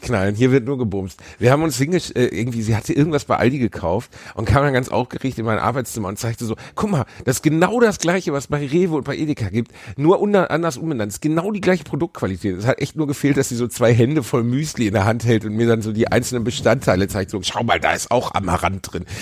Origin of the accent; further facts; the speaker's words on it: Cologne, North Rhine-Westphalia, Germany; in meiner Heimatstadt